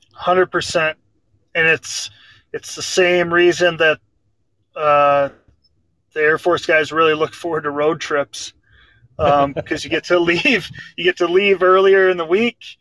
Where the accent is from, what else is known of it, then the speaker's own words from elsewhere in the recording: Grafton, North Dakota, United States; I'm from Grafton Park River. I grew up from the time I was three years old playing hockey uh, just with my buddies in Grafton.